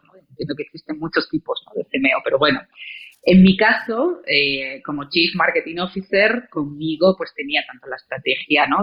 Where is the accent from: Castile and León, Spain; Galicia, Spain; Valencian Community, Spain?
Castile and León, Spain; León; moved away as an adult; also born or lived in Salamanca / Santiago de Chile; now in Mexico; yo nací en León